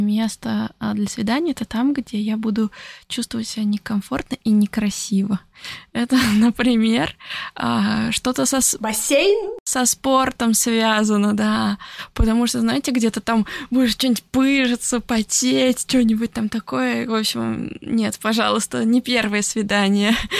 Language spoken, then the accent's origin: Russian; Orenburg, Orenburg Oblast, Russia; moved away; also born or lived in Italy; Это в Оренбурге было, в моем родном городе в России